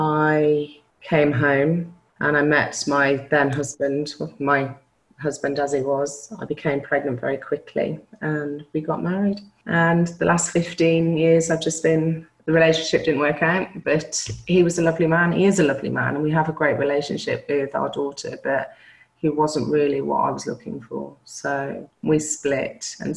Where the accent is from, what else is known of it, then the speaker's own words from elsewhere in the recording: Newcastle, North East England, United Kingdom; also born or lived in Belgium; So I was born in Belgium, army parents. So I spent first 8 years of my life abroad, moved to Newcastle, where all my family are Geordies, and lived with my mum and dad and my brother.